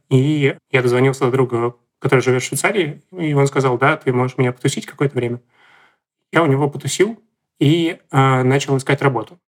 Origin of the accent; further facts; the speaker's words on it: Saint Petersburg, Russia; я из Санкт-Петербурга